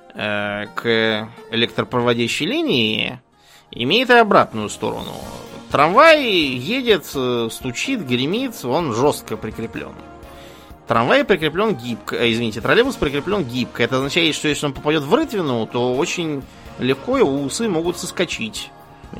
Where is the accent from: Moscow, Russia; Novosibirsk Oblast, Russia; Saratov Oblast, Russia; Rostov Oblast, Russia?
Moscow, Russia; я помню, как я в детстве ездил в Союзное Бутово, возвращаясь из школы